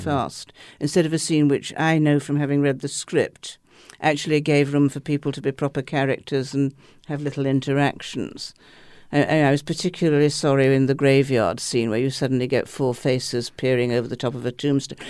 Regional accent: England, United Kingdom; I'm an English liberal skeptic

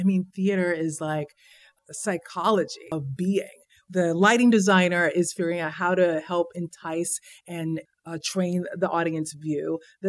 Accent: Houston, Texas, United States; Houston, Texas.

